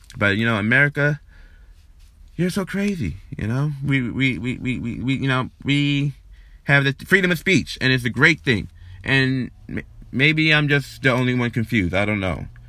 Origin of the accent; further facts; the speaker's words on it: New York, United States; I was born and raised here in New York